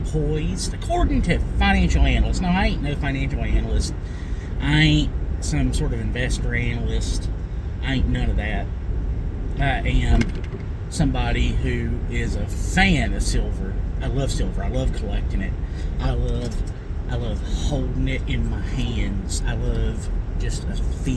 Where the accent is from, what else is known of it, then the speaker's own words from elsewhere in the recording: North Wilkesboro, North Carolina, United States; moved away; also born or lived in Wilbar / Hays; I grew up in North Wilkesboro. And this is where my roots are.